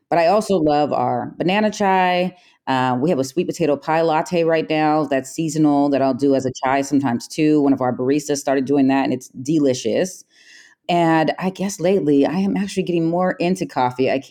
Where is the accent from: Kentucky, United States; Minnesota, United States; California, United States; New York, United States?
California, United States; San Jose; We're from San Jose. Yeah, born and raised. Um, so this is home.